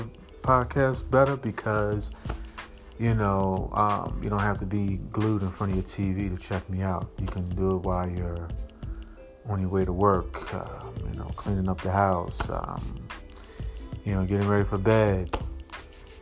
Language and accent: English; Philadelphia, Pennsylvania, United States; I'm from that city of Philly, Philadelphia, Pennsylvania.